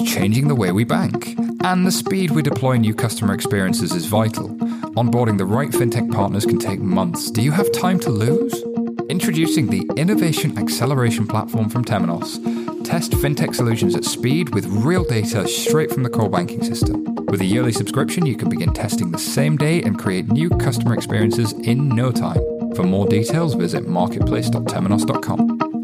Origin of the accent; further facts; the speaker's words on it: United Kingdom; as British people, we're pretty you know like reserved